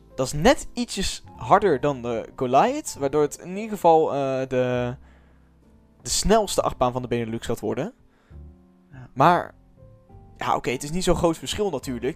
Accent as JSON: {"language": "Dutch", "country": "Netherlands", "said": "ik als Nederlander kan geen Frans"}